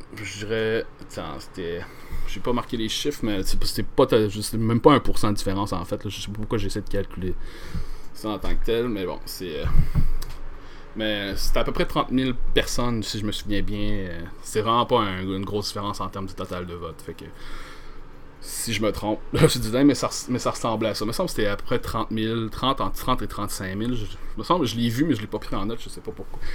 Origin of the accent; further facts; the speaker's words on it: Gaspé, Quebec, Canada; moved away as an adult; now in Quebec City, Canada; je suis gaspésien d'origine. Vécu là une vingtaine d'années avant de déménager à Québec